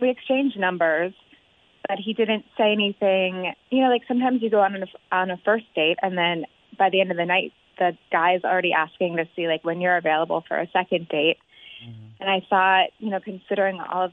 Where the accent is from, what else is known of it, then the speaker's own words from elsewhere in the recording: Cincinnati, Ohio, United States; We're both from the West Side. We both love the Bengals and the Reds, and we both graduated with degrees in marketing from UC